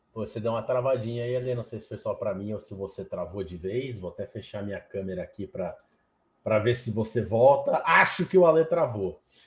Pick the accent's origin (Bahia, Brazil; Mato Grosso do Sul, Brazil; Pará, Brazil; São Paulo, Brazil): São Paulo, Brazil; Santos; Eu, eu, eu, sou de Santos